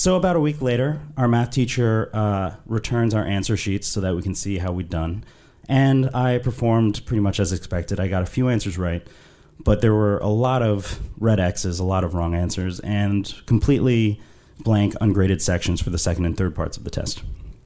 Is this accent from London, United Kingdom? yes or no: yes; London, United Kingdom; I was raised in London, which I'm sure you can tell from my accent.